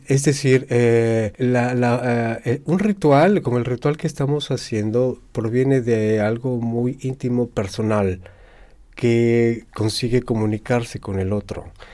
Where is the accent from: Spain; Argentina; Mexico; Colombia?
Mexico; soy mexicano